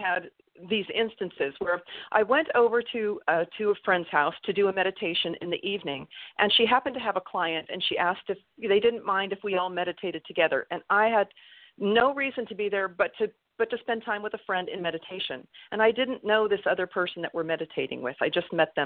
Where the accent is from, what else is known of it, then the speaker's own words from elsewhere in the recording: California, United States; moved away; also born or lived in Utah; I've been here in California again, because I grew up here in California.